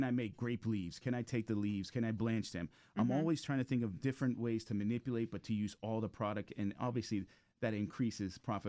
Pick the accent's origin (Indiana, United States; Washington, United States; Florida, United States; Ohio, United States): Florida, United States; Miami; moved away; also born or lived in New York; I'm from Miami. My grandmother's Cuban. I lived in Cayocho in Miami, 8th Avenue. But Miami's like home for me.